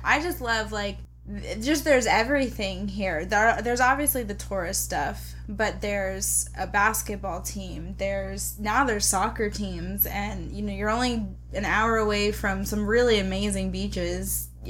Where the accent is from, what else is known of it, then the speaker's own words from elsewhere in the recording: Fort Lauderdale, Florida, United States; also born or lived in North Carolina; we grew up near Fort Lauderdale, which is a big city